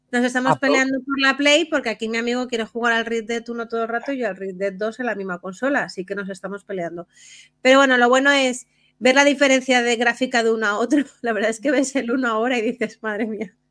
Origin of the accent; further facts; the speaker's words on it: Spain; como buenos españoles